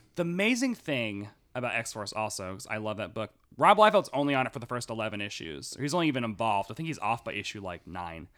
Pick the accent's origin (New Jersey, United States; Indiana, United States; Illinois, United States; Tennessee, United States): Tennessee, United States; I'm from Tennessee